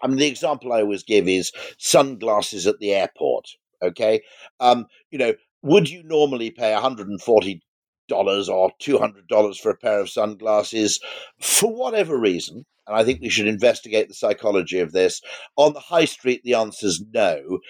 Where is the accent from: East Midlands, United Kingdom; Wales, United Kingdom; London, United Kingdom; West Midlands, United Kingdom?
Wales, United Kingdom; Llanbadarn; born there; And I was born in Llanbadarg, which is a tiny Welsh village, which also gave birth to Alfred Russel Wallace.